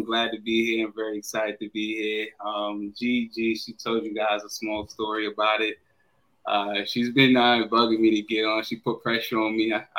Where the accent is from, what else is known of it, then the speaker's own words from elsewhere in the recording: New York, United States; moved away; also born or lived in Florida; all my life I grew up in New York.